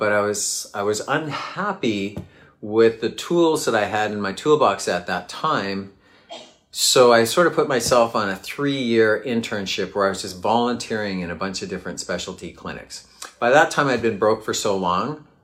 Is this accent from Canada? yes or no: yes; Canada; I grew up in Canada